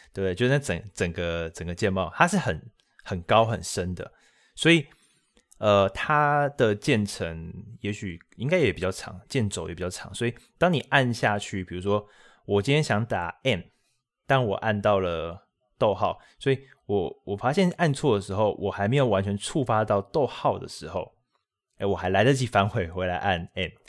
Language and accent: Chinese; Taiwan; 我们台湾人这个自我意识良好嘛